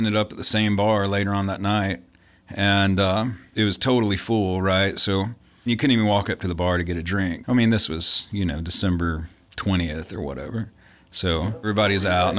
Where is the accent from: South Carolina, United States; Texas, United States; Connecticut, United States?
Texas, United States; Texarkana; I'm originally from Texas. Grew up in Texarkana